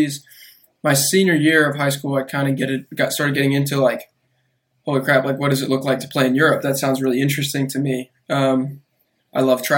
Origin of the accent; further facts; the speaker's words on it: Austin, Texas, United States; also born or lived in Chicago, Illinois; I'm originally from Chicago, but lived in Austin for pretty much most of my life